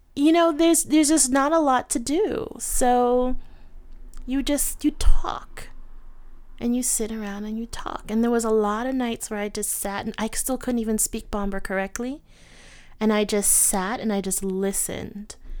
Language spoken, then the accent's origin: English; United States; I'm an American